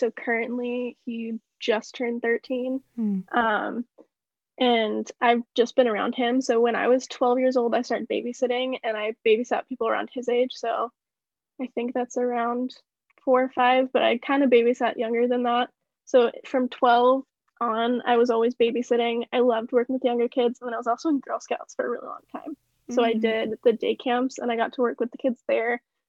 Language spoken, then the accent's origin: English; Washington, United States; born there; I have to say Washington. That's where I go to college. That's where I was born.